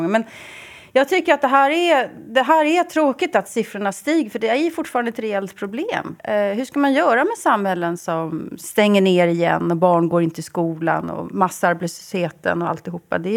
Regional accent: Sweden; jag som svensk, där, vi, där smittan sjunker, jag får inte åka till till Bergen

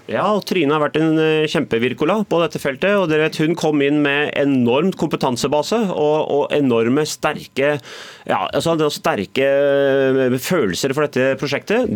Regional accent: Oslo, Norway; also born or lived in Bærum; Jeg er selvfølgelig født og oppvokst i Oslo, bodd par år i Bærum og par år i utlandet

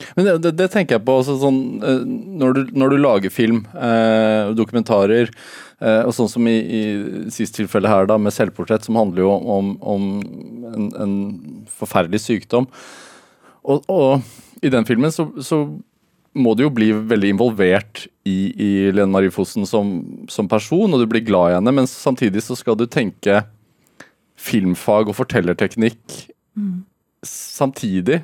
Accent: Østfold, Norway; Vi som har vokst opp på, i Østfold eller på Østlandet

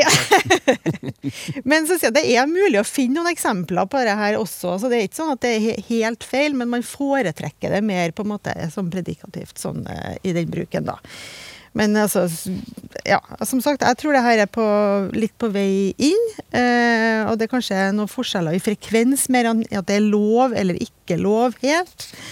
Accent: Trøndelag, Norway; jeg er fra Trøndelag

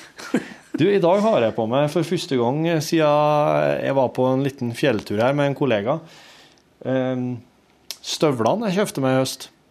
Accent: Hjerkinn area, Innlandet, Norway; moved away; Det er jo i heimtraktene mine. Hjerkinn til fylkesgrensa

